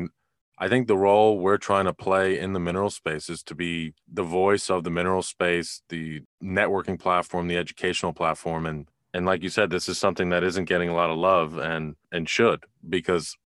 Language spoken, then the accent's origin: English; New York, United States; now in Texas, United States; I live in Texas now, but I grew up in New York